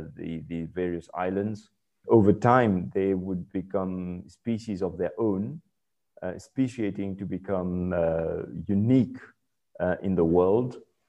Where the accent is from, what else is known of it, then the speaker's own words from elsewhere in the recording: Mauritius; I was born in Mauritius myself, and so I've spent most of my life in Mauritius. For those of you who do not know Mauritius, we're a tropical island, beautiful, it's a paradise in the Indian Ocean, teeming wildlife.